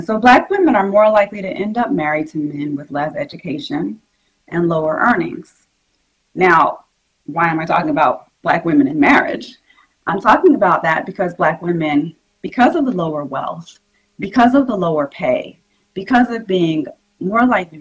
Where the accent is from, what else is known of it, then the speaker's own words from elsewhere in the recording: South Carolina, United States; I'm from South Carolina